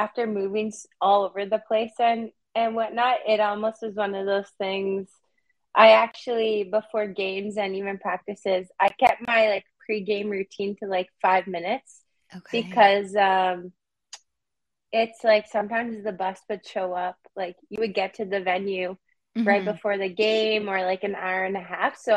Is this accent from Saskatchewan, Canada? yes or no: yes; Prince Albert, Saskatchewan, Canada; now in Toronto, Canada; I'm originally from Prince Albert, Saskatchewan, so it's a small city kind of in the north. And so what's so funny is that when I was growing up, like going to the city meant going to Saskatoon